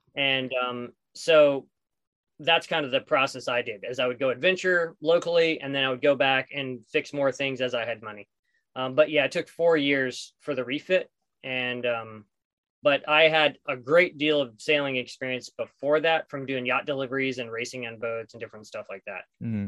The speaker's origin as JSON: {"language": "English", "region": "southeastern New Mexico", "country": "United States", "tie": "born or raised there", "also_born_or_lived": "Los Angeles", "moved": "yes", "said": "I grew up in southeastern New Mexico"}